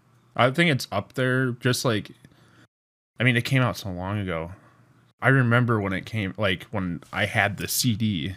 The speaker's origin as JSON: {"language": "English", "region": "Midwest", "country": "United States", "said": "you can tell we're from the Midwest."}